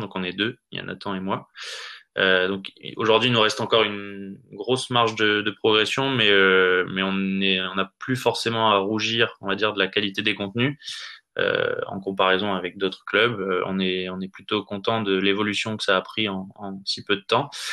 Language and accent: French; Nord, Hauts-de-France, France; moved away; moi je suis originaire du Nord à l'origine